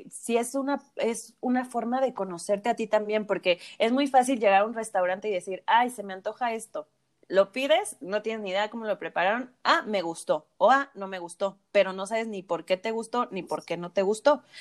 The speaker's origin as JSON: {"language": "Spanish", "region": "Michoacán", "country": "Mexico", "said": "Nosotras somos de Michoacán y en Zamora preparan la papa cocida y el chayote cocido"}